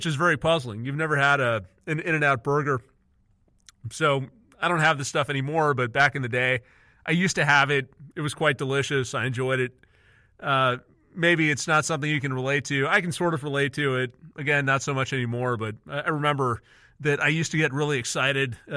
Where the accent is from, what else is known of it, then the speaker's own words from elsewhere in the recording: Southern California, United States; I'm from Southern California